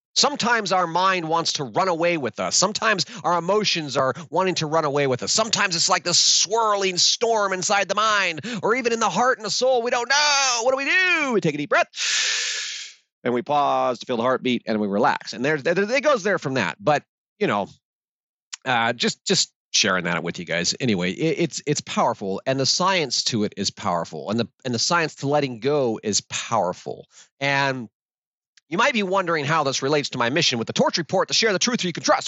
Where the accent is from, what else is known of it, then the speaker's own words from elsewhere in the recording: Alaska, United States; I grew up in Alaska in a plywood shack.